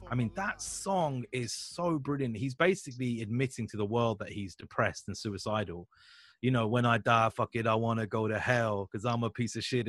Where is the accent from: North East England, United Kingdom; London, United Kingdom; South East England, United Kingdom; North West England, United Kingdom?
London, United Kingdom; Hounslow; I'm from Hounslow